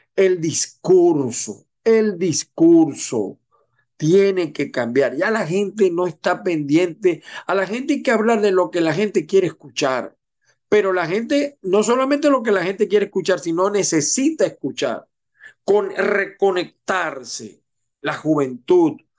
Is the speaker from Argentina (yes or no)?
no; Venezuela; como venezolanos, como latinoamericanos